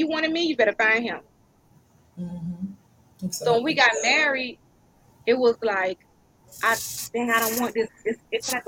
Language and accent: English; United States; I'm American